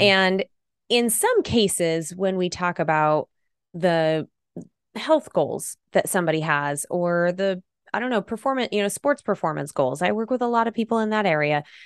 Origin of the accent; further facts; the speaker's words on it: Idaho, United States; I'm from Idaho